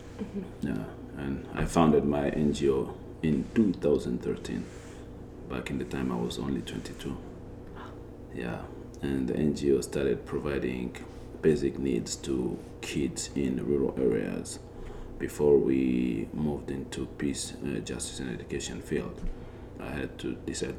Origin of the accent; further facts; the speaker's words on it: Goma, North Kivu, DR Congo; moved away as an adult; now in Harrisonburg, United States; I was born and grew up in Goma